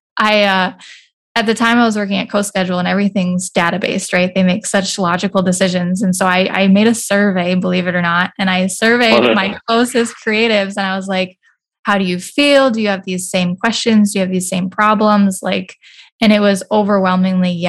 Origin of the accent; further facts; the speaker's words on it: Bismarck, North Dakota, United States; also born or lived in Minneapolis, Minnesota; my background is I grew up in Bismarck, but then I went to the Twin Cities for college